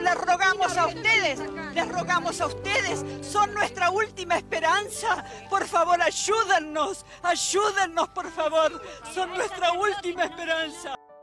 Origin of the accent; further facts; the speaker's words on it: Argentina; Nosotros, que somos argentinas, vivimos en la Argentina